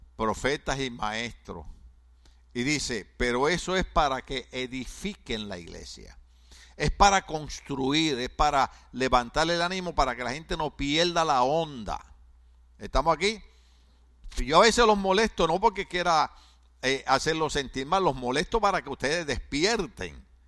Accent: Puerto Rico; moved away

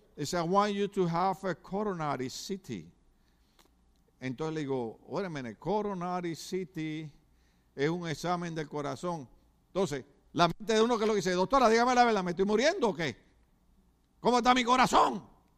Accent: Puerto Rico; now in California, United States; mi país, Puerto Rico

